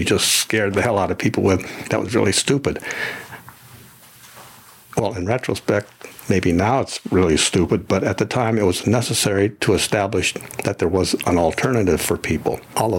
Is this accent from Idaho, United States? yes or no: yes; Idaho, United States; born there; I was born in the Minidoka concentration camp in Idaho, southern Idaho.